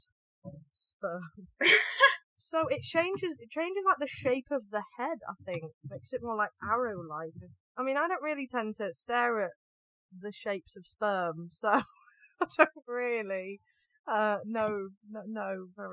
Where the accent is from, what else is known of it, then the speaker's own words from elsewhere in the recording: United Kingdom; I am British